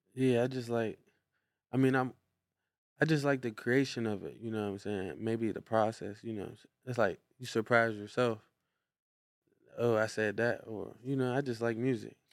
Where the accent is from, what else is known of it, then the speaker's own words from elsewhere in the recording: Brownsville, Pennsylvania, United States; we come from Clover Street in Brownsville, Pennsylvania